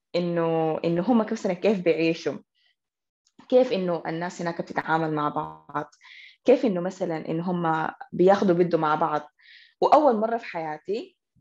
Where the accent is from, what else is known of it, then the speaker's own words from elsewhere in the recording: Khartoum, Sudan; حكون كده خرطوميه بحته